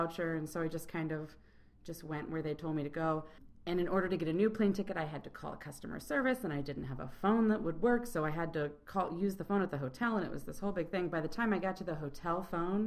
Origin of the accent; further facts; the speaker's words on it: Chicago, Illinois, United States; I'm from Chicago, but I'm traveling in Paris